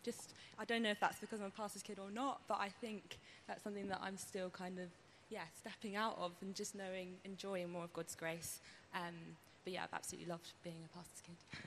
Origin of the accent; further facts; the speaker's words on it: London, United Kingdom; I'm from London